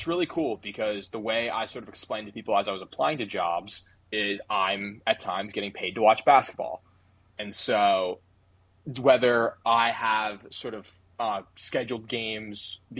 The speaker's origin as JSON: {"language": "English", "town": "Orlando", "region": "Florida", "country": "United States", "moved": "yes", "said": "I'm originally from Orlando, and so the Magic will always have a special place in my heart, no matter how terrible they are each year."}